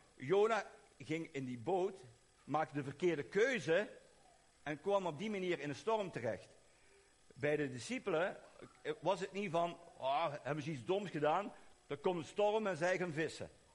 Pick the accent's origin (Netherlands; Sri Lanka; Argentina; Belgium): Belgium; Maar ik kom uit België